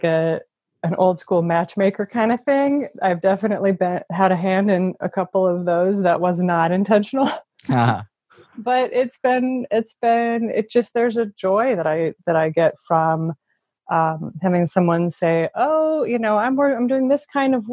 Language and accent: English; Midwest, United States; now in Silicon Valley, United States; growing up in the Midwest and then coming to Silicon Valley